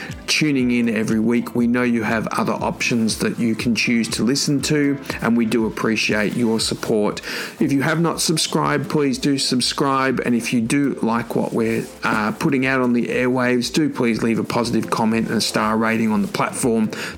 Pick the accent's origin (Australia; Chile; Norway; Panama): Australia; Sydney, New South Wales; my hometown of Sydney